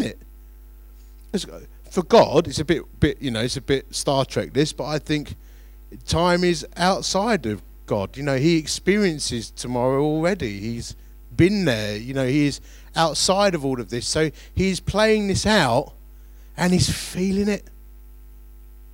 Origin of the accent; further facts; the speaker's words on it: Romford, London, United Kingdom; growing up in Romford